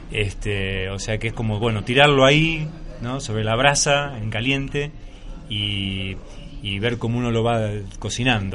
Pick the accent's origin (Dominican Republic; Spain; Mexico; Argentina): Argentina; El Palomar, Buenos Aires Province; yo fui creciendo en un barrio eh, por fuera de Capital Federal, o sea, lo que llamamos el cordón del conurbano, o sea, que es la provincia de Buenos Aires, por eso soy bonaerense.